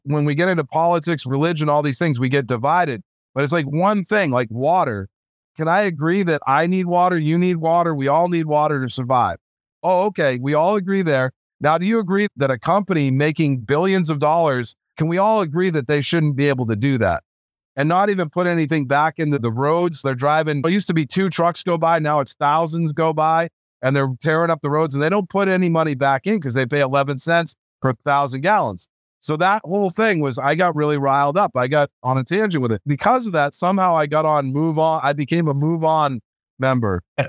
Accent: United States; I love America. I'm an American. I'm a patriot

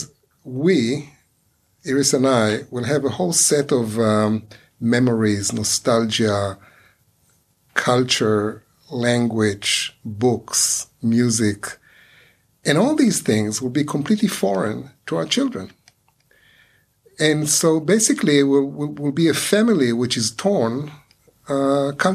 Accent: Ra'anana, Central District, Israel; English is a second language; moved away as an adult; also born or lived in New York, United States / Long Island, United States; I came to NYU from Ra'anana

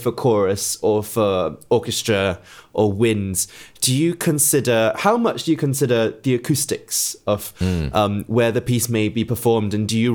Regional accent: Singapore; now in England; I was born in Singapore, but of course now I'm in England

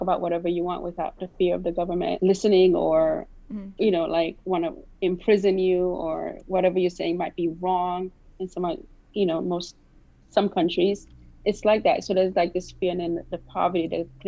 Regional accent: New York City, New York, United States; also born or lived in Haiti; I'm Haitian American. I was born in Haiti. I grew up in Brooklyn, New York.

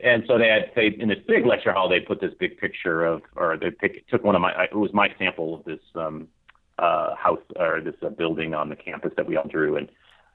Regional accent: Longmeadow, Massachusetts, United States; I'm from Massachusetts

